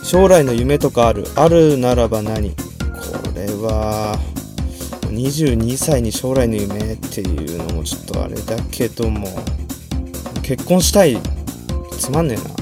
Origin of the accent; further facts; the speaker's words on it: Saitama, Japan; 出身地はどこ埼玉県です